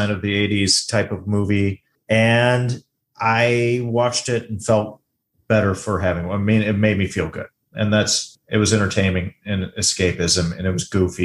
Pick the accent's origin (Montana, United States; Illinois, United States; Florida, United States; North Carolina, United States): Illinois, United States; Chicago; I grew up around the Chicago area